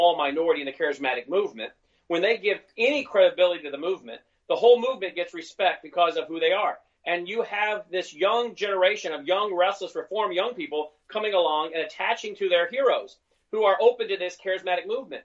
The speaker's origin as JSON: {"language": "English", "region": "Tennessee", "country": "United States", "tie": "born or raised there", "said": "in Nashville, in my home state of Tennessee here"}